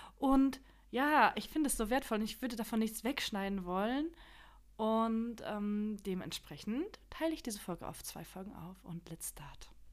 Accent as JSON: {"language": "German", "country": "Germany", "tie": "born or raised there", "first_language": "Polish", "second_language": "German", "said": "ich bin in Deutschland geboren. Meine Mama hat nur Polnisch mit mir gesprochen"}